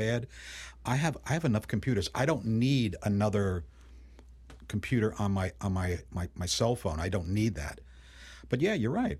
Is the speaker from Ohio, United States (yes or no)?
no; New York City, New York, United States; when I was a kid growing up in Brooklyn and Queens in New York City